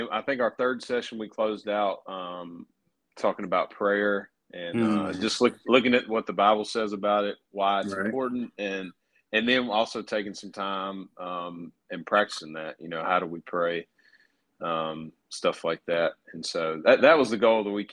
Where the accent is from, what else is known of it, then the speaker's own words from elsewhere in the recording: Caledonia, Mississippi, United States; I grew up in Caledonia, and so I've got a lot of connections with churches there.